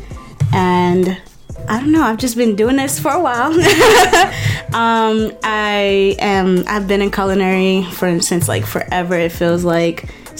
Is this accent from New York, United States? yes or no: yes; New York City, New York, United States; Brooklyn, born and raised.